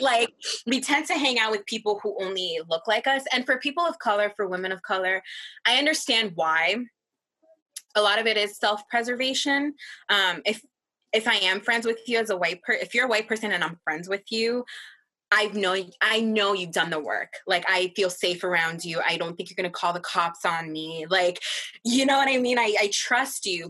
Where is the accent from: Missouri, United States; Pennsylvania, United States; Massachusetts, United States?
Massachusetts, United States; Angel and I grew up in Massachusetts, one of the whitest towns, excuse me, states in the country.